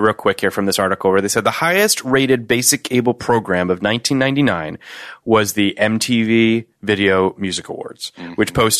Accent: Canada; I'm Canadian. I didn't have MTV.

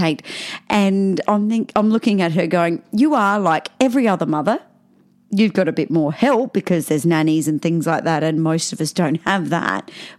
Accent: Austria; Sorry. We speak Austrian.

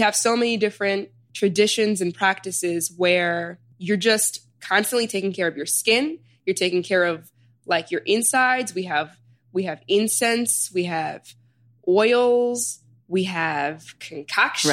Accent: Chicago, Illinois, United States; moved away as an adult; also born or lived in Sudan / New Haven; now in New York, United States; I was born in Sudan and I was raised in Chicago. So I immigrated here. My parents immigrated here when I was like a year

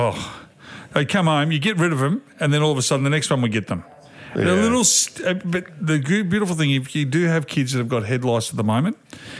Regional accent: Beechworth, Victoria, Australia; I grew up in Beechworth.

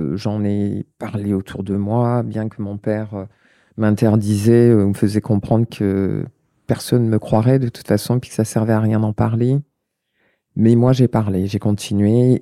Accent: La Courneuve, Île-de-France, France; also born or lived in Paris; je suis née à Paris 14e, j'ai grandi à Stein dans le 93, euh, j'ai grandi à La Courneuve. J'y suis restée jusqu'à l'âge de 12 ans

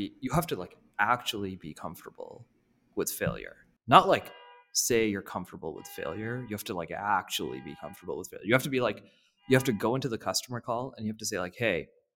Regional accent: India; moved away; I'm from India

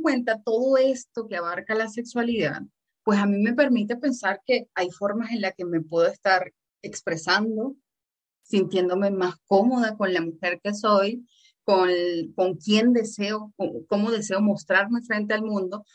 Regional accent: Venezuela; yo soy de Venezuela

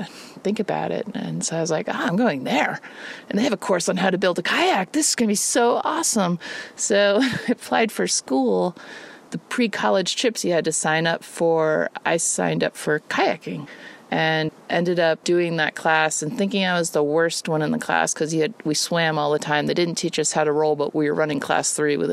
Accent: Connecticut, United States; also born or lived in New York; I was born in New York and lived there till I was three, and then we moved to Connecticut.

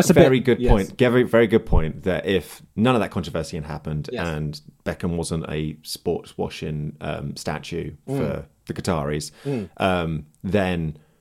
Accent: Manchester, North West England, United Kingdom; accent: Manc; Can you not hear my Manc accent coming out loud and proud?

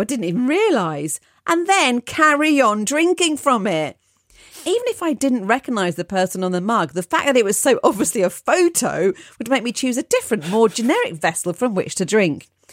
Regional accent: United Kingdom; I am too British

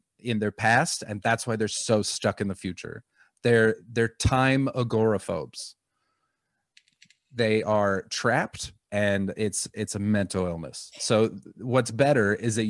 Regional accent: Vancouver, British Columbia, Canada; I'm from Vancouver

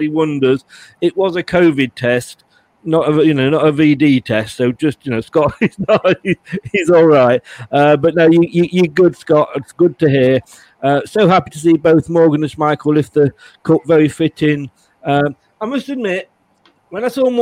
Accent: Leicester, East Midlands, United Kingdom; moved away as an adult; also born or lived in Lancashire; now in Dorset, United Kingdom; obviously born and bred in Leicester, but with my job, I've moved up to Lancashire. I'm down in Dorset now

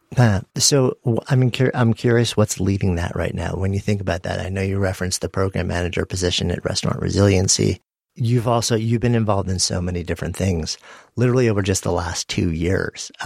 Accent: New York City, New York, United States; being a New Yorker and being in New York City during that time

